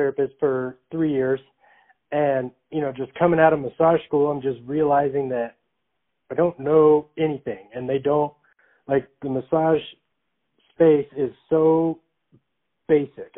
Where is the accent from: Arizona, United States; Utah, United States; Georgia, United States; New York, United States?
Arizona, United States; Phoenix; I'm from Arizona, so Phoenix, Arizona